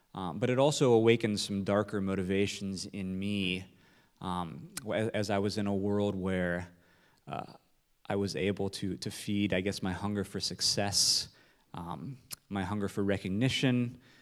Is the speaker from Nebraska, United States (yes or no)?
yes; Nebraska, United States; I'm from Nebraska